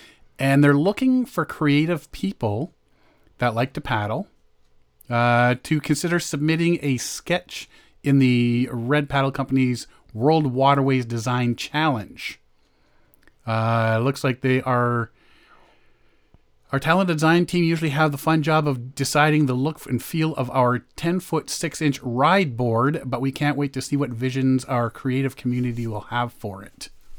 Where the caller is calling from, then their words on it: Timmins, Ontario, Canada; Hello, I'm calling from Timmins.